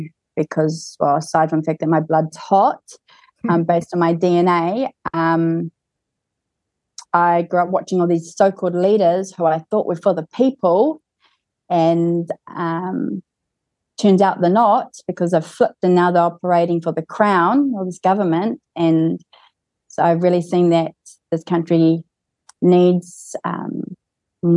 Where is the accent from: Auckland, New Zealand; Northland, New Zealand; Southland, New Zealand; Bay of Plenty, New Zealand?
Northland, New Zealand; Kaitaia; I was born in Kaitaia